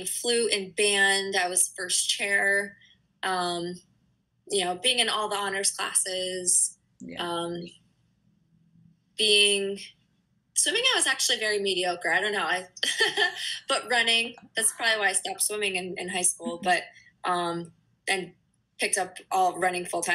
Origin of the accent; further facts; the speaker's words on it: northeastern Pennsylvania, United States; now in New Hampshire, United States; I grew up in Pennsylvania, not too, like, on the east, northeastern corner